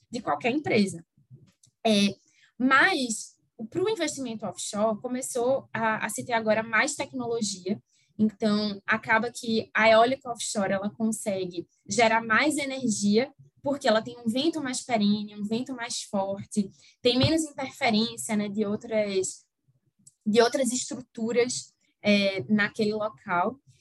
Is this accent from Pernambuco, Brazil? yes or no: yes; Recife, Pernambuco, Brazil; now in Rio de Janeiro, Brazil; Mas meu sotaque não engana, né, apesar de eu morar no Rio hoje em dia, é, eu sou de Recife, e aí mantenho o sotaque